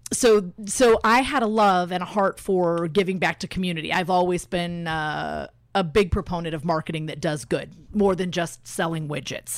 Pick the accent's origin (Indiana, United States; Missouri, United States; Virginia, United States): Indiana, United States; Elkhart; moved away as an adult; also born or lived in Bloomington, Indiana / Miami, Florida / California / Phoenix, Arizona; now in Indianapolis, United States; I'm originally from Elkhart, Indiana